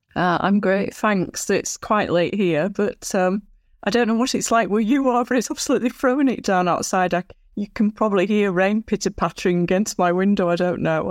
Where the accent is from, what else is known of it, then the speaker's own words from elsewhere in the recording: Blackburn, North West England, United Kingdom; also born or lived in Lake District, Cumbria; I was born in Lancashire, U K, in Blackburn, Lancashire